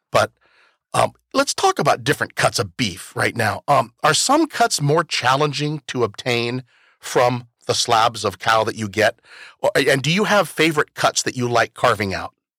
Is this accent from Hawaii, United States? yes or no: no; Toppenish, Washington, United States; also born or lived in California; I'm from Toppenish.